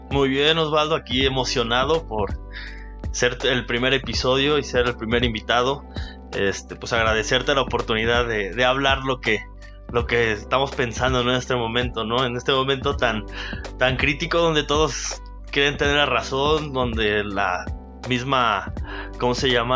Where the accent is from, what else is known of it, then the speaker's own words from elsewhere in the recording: Perote, Veracruz, Mexico; also born or lived in Teziutlán, Puebla; Soy originario de Perote, este, nací en la ciudad de Tecitlán, Puebla